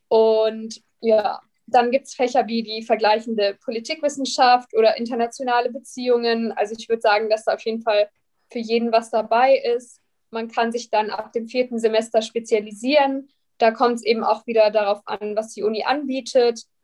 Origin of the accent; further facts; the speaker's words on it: Bavaria, Germany; Ich komme aus der Nähe von München, habe dann die LMU genommen